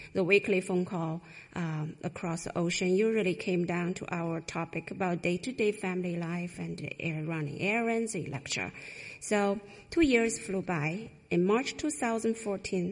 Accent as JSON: {"language": "English", "country": "China", "moved": "yes", "said": "I went back to China twice."}